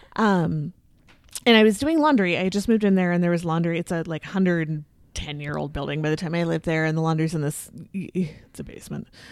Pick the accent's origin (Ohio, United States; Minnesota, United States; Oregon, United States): Minnesota, United States; Southwest suburbs of the Twin Cities; also born or lived in Saint Paul, Minnesota; I grew up in the Southwest suburbs.